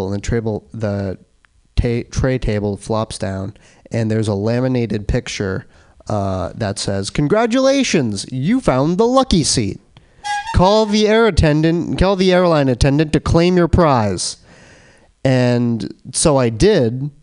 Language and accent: English; Boston, Massachusetts, United States; I'm from Boston. I'm in town from Boston.